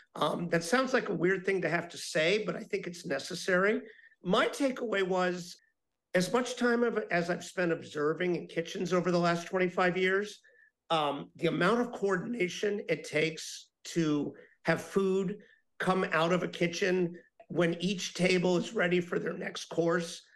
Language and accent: English; Miami, Florida, United States; I'm talking to you today from my hometown of Miami, Florida. And, you know, when I was growing up here